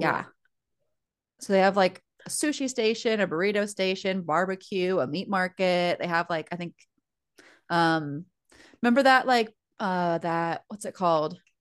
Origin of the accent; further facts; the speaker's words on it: United States; now in Fort Wayne, United States; we're American